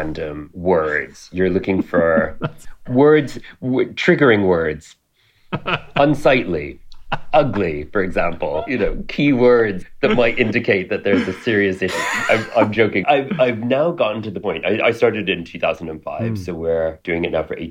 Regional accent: Montreal, Quebec, Canada; now in London, United Kingdom; I was born in Montreal. So I was born in downtown Montreal

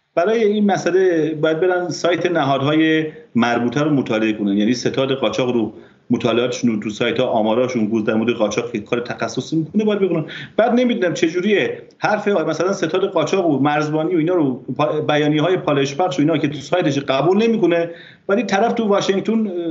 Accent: border village near Azerbaijan, Namin county, Ardabil Province, Iran; من به عنوان کسی که در روستا نقطه صفر مرزی بزرگ شدم

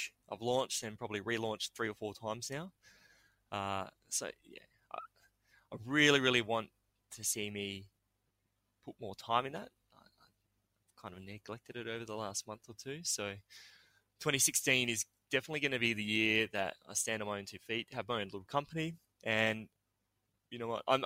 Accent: New South Wales, Australia; I was born in New South Wales

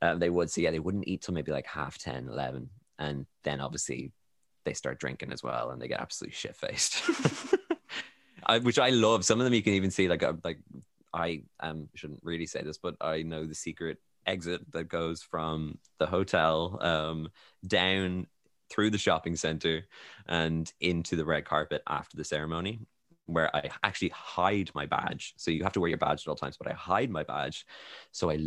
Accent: Ireland; I'm Irish

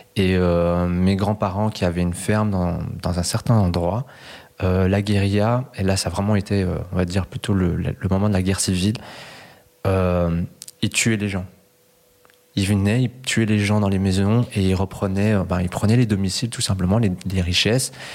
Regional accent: Brussels, Brussels-Capital Region, Belgium; born or raised there; also born or lived in Cali, Colombia

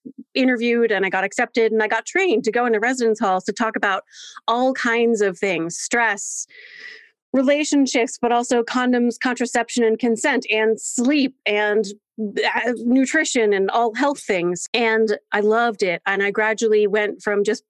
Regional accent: Delaware, United States; I was born and raised in Delaware, and Delaware is a very small state.

